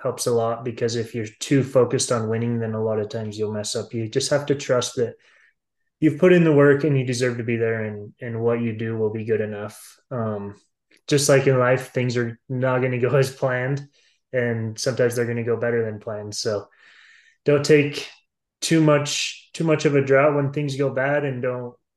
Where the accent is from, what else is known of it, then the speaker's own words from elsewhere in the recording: Star Valley, Wyoming, United States; I grew up in Star Valley, so lots of snow over here.